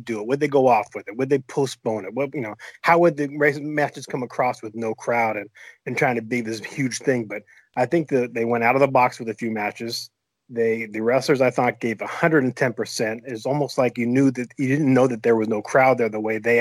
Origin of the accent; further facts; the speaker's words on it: Northern California, United States; moved away as an adult; now in Los Angeles, United States; I'm from Northern California, where I spent all my life until the last 2 years